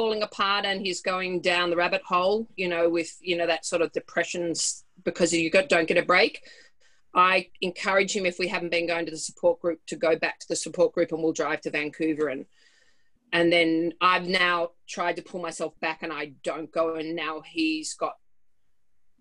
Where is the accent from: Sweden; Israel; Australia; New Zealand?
Australia; now in Whistler, Canada; we're both Australian, but I live here and I've got two sons here